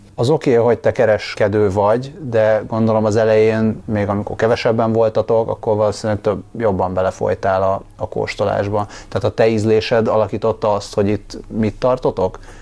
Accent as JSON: {"language": "Hungarian", "region": "Budapest", "country": "Hungary", "tie": "born or raised there", "said": "nem azt mondom, hogy itt nőttem fel, de mondjuk a felnövésem második része az nagyon erősen így Hidegkúthoz, meg völgyhöz kötődik"}